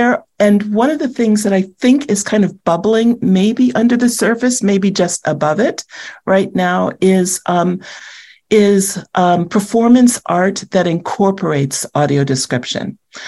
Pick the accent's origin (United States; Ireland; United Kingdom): United States; Washington, District of Columbia; moved away; I grew up in Washington, D.C.